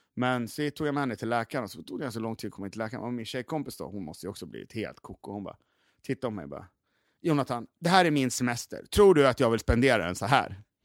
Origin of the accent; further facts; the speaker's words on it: Gävle, Gävleborg County, Sweden; now in Stockholm, Sweden; Jag kommer från Gävle också, jag är gammal graffitimålare